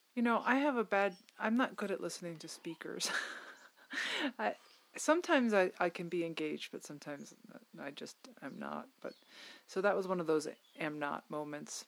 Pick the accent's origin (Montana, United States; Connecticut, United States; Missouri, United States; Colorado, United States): Connecticut, United States; my home state